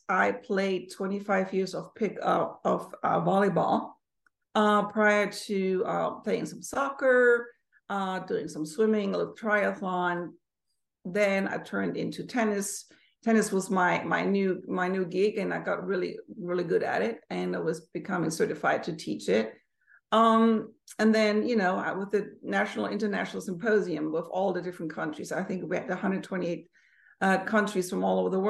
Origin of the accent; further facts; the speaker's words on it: Germany; moved away; also born or lived in United States; So originally, I was born and raised in Germany. I moved to the States in 1991. Moved back to Europe in 1996 and back to the States in 1998.